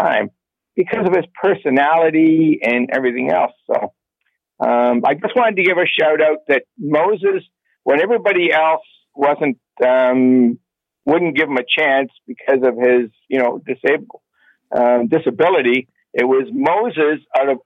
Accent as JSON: {"language": "English", "town": "Toronto", "region": "Ontario", "country": "Canada", "tie": "born or raised there", "moved": "yes", "lives_now": "Guelph, Canada", "said": "I grew up in Scarborough when it was safe"}